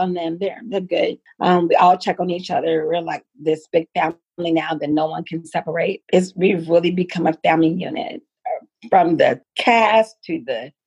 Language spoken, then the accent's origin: English; Los Angeles, California, United States; I'm from Los Angeles